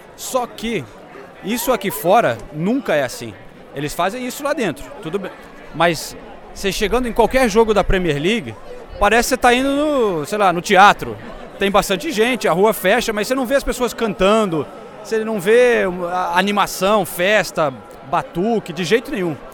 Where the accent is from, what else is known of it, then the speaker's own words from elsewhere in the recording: Brazil; a gente como brasileiro